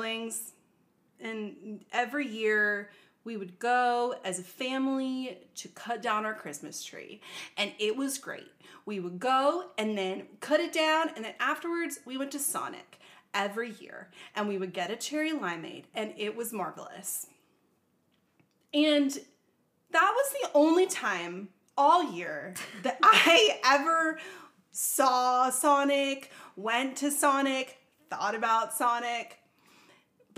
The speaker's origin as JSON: {"language": "English", "town": "Charlotte", "region": "North Carolina", "country": "United States", "tie": "born or raised there", "said": "I literally grew up in a big town. I grew up in Charlotte, in the city"}